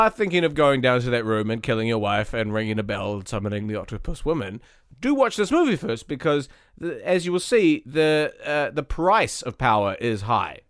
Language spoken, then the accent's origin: English; New Zealand; I'm a New Zealander